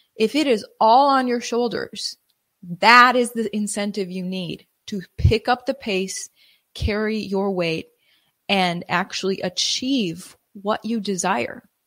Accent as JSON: {"language": "English", "region": "Wisconsin", "country": "United States", "tie": "born or raised there", "moved": "yes", "lives_now": "Texas, United States", "said": "I immigrated to Texas from, uh, growing up in Wisconsin"}